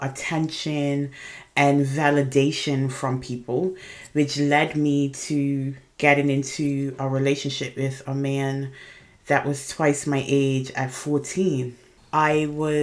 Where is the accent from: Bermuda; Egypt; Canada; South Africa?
Bermuda; I am originally from Bermuda. I was born and raised in Bermuda